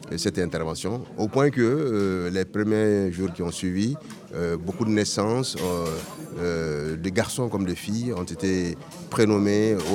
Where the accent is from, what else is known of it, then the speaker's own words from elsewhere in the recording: Dakar, Senegal; born there; Je suis né à Dakar, la capitale de l'Afrique occidentale française.